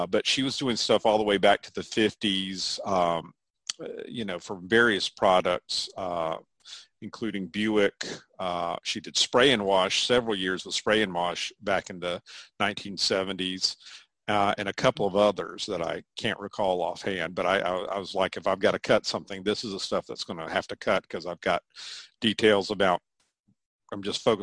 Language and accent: English; Chapel Hill, North Carolina, United States; also born or lived in Greensboro, North Carolina; now in Durham, United States; which is about an hour from where I grew up in Chapel Hill, North Carolina.